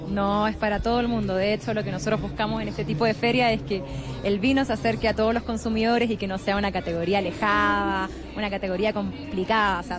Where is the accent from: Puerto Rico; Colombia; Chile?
Chile; yo soy enóloga de Chile